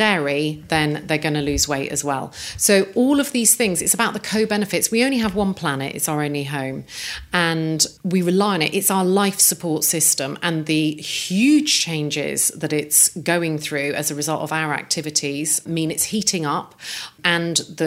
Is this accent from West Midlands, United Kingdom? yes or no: yes; Coventry, West Midlands, United Kingdom; I grew up in Coventry, which is a car-making city